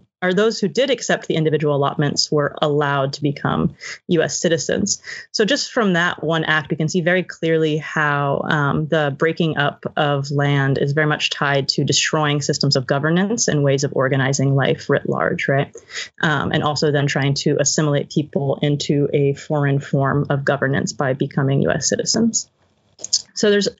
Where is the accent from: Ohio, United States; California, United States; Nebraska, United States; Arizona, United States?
Arizona, United States; now in Brooklyn, United States; I grew up in Arizona